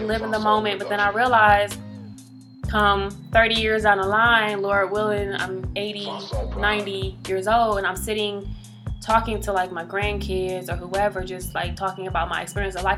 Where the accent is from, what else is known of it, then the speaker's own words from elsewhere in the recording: Detroit, Michigan, United States; I'm from Detroit